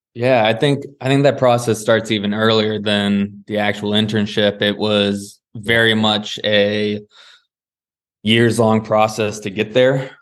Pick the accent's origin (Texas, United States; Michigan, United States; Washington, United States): Washington, United States; Seattle; moved away as an adult; also born or lived in California; I grew up in Seattle